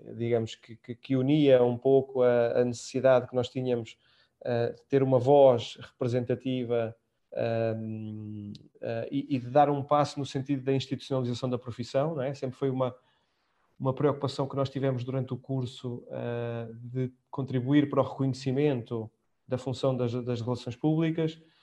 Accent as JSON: {"language": "Portuguese", "country": "Portugal", "moved": "as an adult", "said": "já lá vão quase, enfim, 12 anos fora de Portugal"}